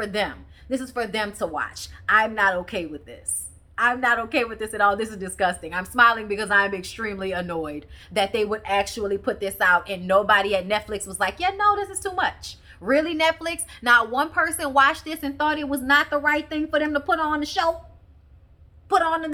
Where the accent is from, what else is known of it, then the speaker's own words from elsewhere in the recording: New Orleans, Louisiana, United States; I grew up in New Orleans